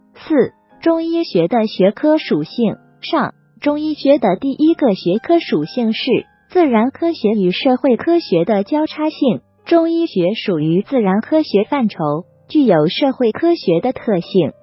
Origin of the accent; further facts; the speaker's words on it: China; 这是我们中国人的思维方式